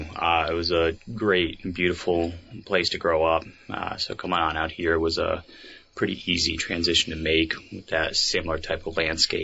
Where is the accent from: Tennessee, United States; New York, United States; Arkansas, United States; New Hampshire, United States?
New Hampshire, United States; Mount Washington Valley; moved away as an adult; now in Vermont, United States; Yeah, so I'm not originally from Vermont. I'm from the Mount Washington Valley area in New Hampshire. Born and raised there, and I actually started out with the New Hampshire Army National Guard. End up coming out here just under a decade ago for work